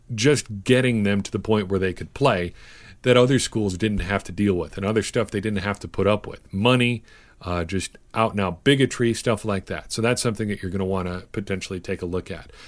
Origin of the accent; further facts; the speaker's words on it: Cedar Grove, Wisconsin, United States; I did not see a black person in my hometown until I was probably eight or nine years old